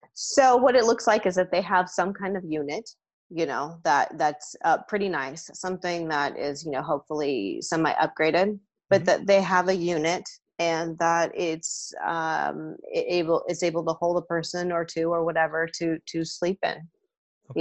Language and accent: English; the Bay Area, California, United States; I'm from the Bay Area. That's where I grew up.